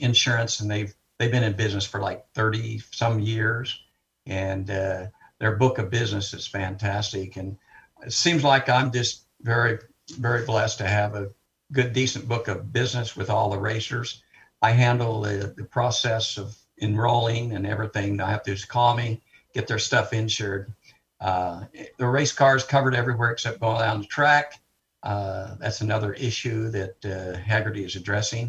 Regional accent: Arizona, United States; I'm from Arizona where my blood's thin

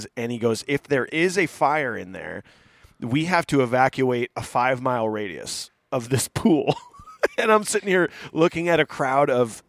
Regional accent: Cedar Rapids, Iowa, United States; Cedar Rapids being my hometown

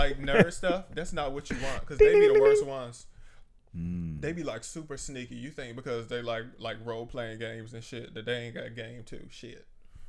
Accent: Prince George's County, Maryland, United States; I grew up in black ass Wakanda, PG County, Maryland. I did not even know white people until I started doing comedy.

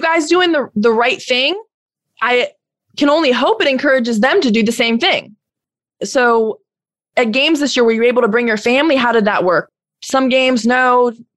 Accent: Florida, United States; I'm from Florida

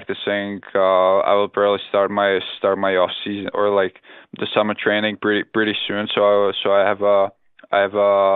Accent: Czechia; born or raised there; English is a second language; moved away; also born or lived in Finland

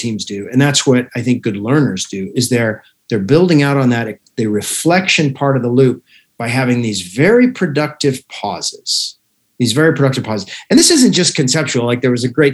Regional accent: Alaska, United States; moved away; I was raised in Alaska

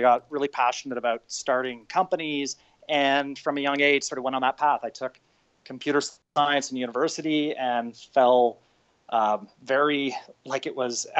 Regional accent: just outside of Toronto, Ontario, Canada; So I'm Canadian. I grew up just outside of Toronto

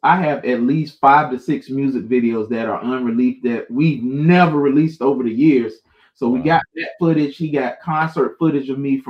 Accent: Jacksonville, Florida, United States; And I'm from the South, so it's … That's what it's about. And if I could embrace the sound of Duval County, where I live

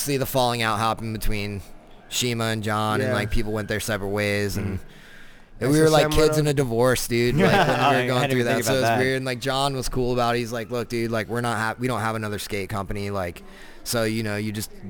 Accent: Florida, United States; also born or lived in Colorado; I'm from Florida

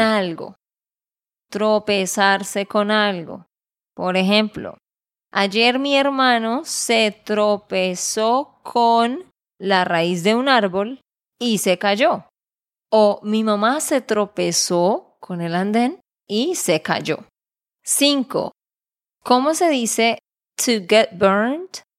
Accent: Santander, Colombia; de Santander, Colombia

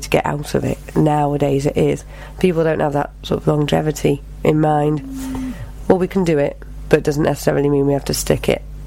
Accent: Knutsford, North West England, United Kingdom; also born or lived in Bromley, London / Madeira; I lived most of my life in Knutsford, which is in Cheshire

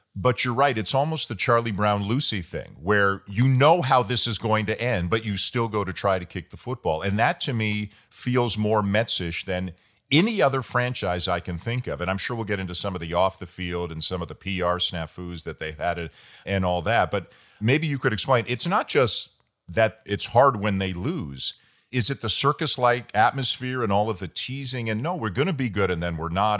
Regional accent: Toronto, Ontario, Canada; I'm from Toronto and I'm a Maple Leafs fan

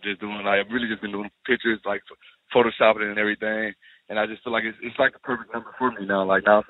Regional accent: Magnolia, Mississippi, United States; moved away as an adult; also born or lived in Colorado; I'm representing my hometown, Magnolia, Mississippi.

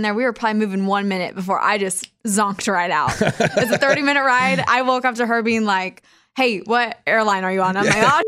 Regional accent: Kansas, United States; Yeah, I was back in Kansas at Kansas City, so not my hometown.

